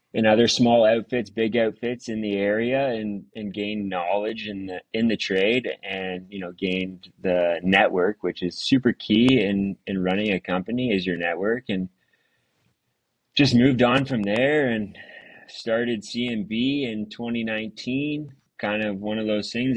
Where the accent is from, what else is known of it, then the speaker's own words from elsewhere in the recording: Stouffville, Ontario, Canada; I was born and raised in uh, Stouffville, um, small town at the time of growing up